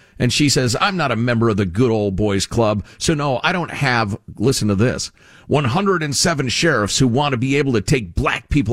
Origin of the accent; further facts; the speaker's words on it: Illinois, United States; moved away; the state I mostly claim as my home state, Illinois, it's where I grew up